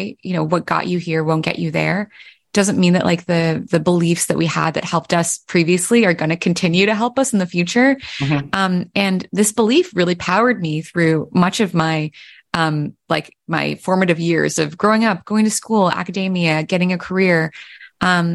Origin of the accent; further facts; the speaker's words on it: Pennsylvania, United States; I was born in Pennsylvania, but my mom grew up in Vietnam